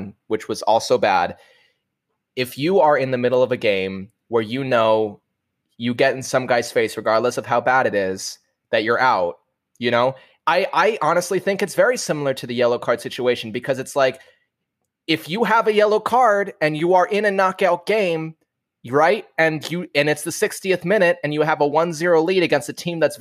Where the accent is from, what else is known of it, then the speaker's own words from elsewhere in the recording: New York, United States; as a New Yorker